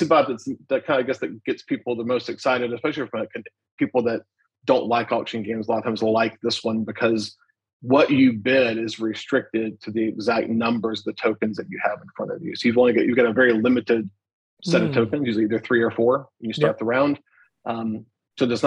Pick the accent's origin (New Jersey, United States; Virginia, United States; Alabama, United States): Alabama, United States; I'm from Alabama.